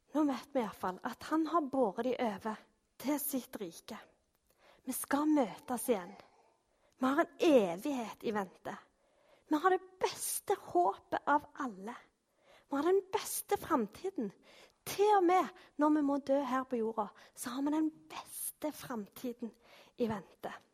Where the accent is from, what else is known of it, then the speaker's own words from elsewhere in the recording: Norway; vi er jo nordmenn